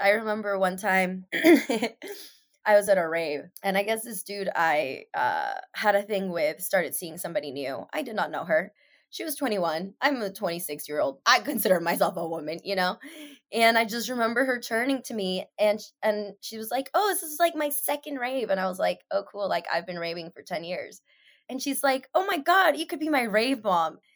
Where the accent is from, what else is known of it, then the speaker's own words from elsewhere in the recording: Seattle, Washington, United States; growing up in Seattle